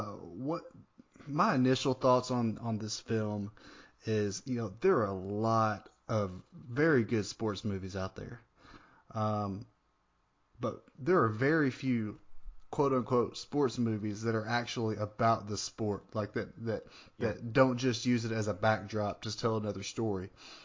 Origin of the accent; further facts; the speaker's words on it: Northeast Arkansas, United States; I grew up in Northeast Arkansas, and most people there were Cardinals fans because it's kind of close to St. Louis.